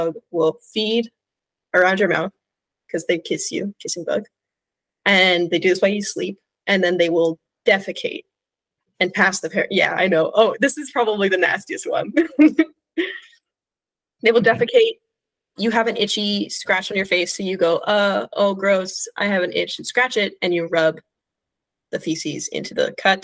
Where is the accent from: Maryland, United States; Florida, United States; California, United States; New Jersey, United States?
California, United States; moved away; I'm originally from California.